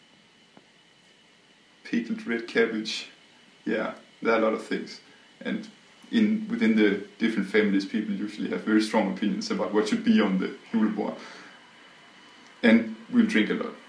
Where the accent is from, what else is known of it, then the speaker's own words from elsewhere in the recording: Southern Denmark, Denmark; I'm from southern Denmark.